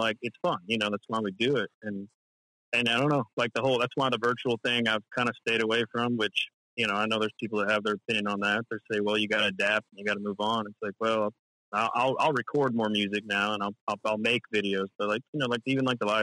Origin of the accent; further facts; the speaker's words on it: Central Texas, United States; I'm from Central Texas